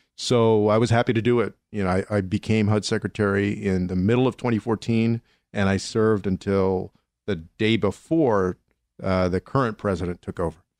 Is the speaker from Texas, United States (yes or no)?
yes; San Antonio, Texas, United States; born or raised there